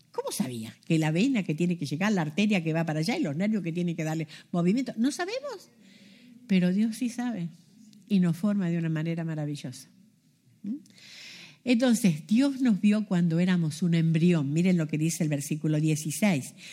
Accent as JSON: {"language": "Spanish", "country": "Argentina", "tie": "born there", "moved": "yes", "said": "Yo nací en Argentina, imagínense cuando yo nací era chica, que iba a soñar que iba a estar en otra parte del mundo. La Argentina está allá al fondo, lo más sur que pueda haber."}